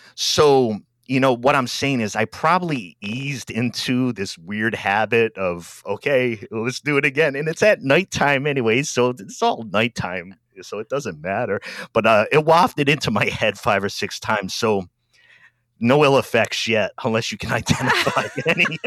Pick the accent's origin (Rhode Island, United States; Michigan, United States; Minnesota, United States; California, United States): Rhode Island, United States; moved away as an adult; now in Albany, Oregon, United States; I grew up out east in Rhode Island, and I've been in Oregon for about ten, eleven years